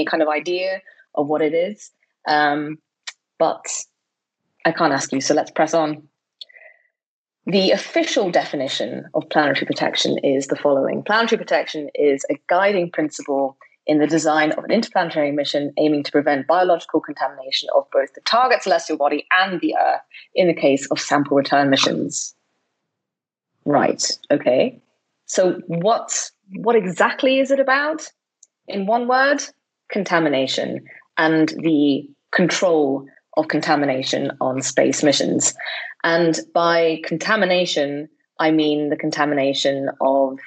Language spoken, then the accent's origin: English; Switzerland; moved away as an adult; also born or lived in Basel / Edinburgh; I'm originally from Switzerland